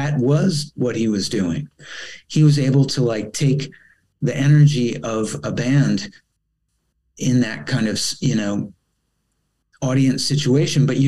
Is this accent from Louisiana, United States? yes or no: no; Rockville, Maryland, United States; moved away as an adult; also born or lived in Los Angeles, United States / Italy; I'm coming from Rockville, Maryland, which is only like, you know, 20 minutes drive away